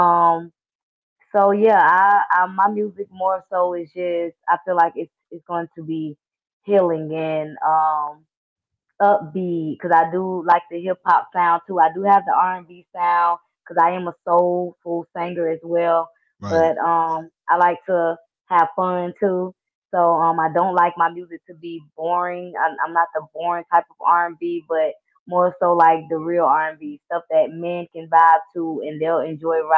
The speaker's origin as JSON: {"language": "English", "town": "Jacksonville", "region": "Florida", "country": "United States", "tie": "born or raised there", "also_born_or_lived": "West Palm Beach, Florida", "said": "I was born in West Palm Beach, raised in Jacksonville"}